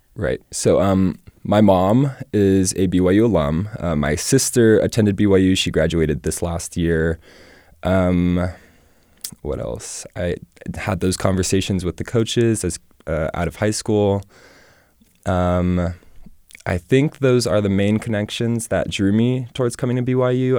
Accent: Hawaii, United States; moved away; We're both from Hawaii.

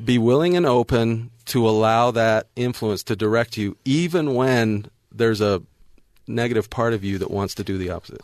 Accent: North Las Vegas, Nevada, United States; I grew up in North Vegas

